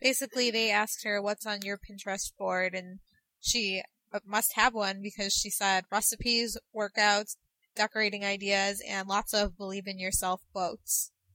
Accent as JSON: {"language": "English", "town": "Chicago", "region": "Illinois", "country": "United States", "tie": "born or raised there", "said": "here in my hometown for the Chicago show"}